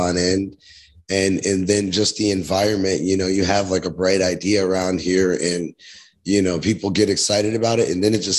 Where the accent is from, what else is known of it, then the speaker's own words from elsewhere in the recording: Queens, New York, United States; also born or lived in Georgia / Connecticut; now in Rochester, United States; I'm from Queens, New York.